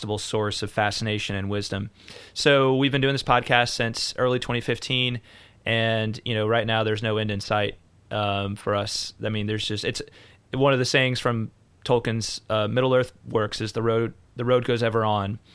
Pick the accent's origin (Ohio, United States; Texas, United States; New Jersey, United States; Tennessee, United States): Tennessee, United States; Franklin; I hail from the Nashville area as well, Franklin, Tennessee, just down the road from Franchelle